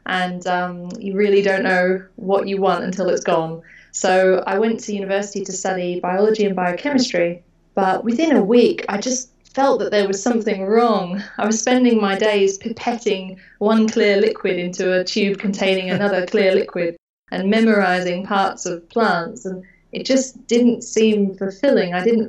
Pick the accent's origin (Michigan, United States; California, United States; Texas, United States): Texas, United States; Houston; As for the dark skies, growing up in Houston, no, not really. The Northern Hemisphere sky is quite disappointing. And, you know, living in a humid, cloudy suburb of outskirts of Houston, not really.